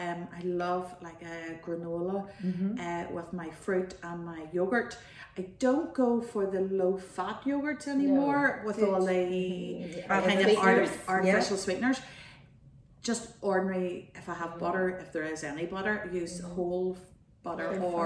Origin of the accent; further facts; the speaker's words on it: Dromore, Northern Ireland, United Kingdom; I'm from Drumore.